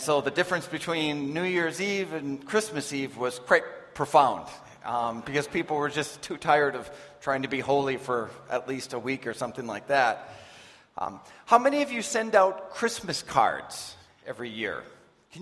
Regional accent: United States; moved away; I'm from the States

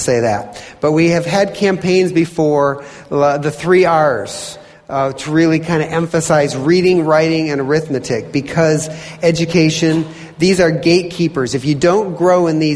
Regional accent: Michigan, United States; moved away; also born or lived in Indiana; I'm originally from Michigan.

